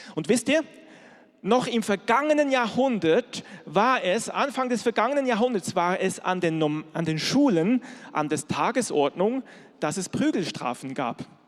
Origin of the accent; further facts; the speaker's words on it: Switzerland; moved away; ich bin in der Schweiz groß geworden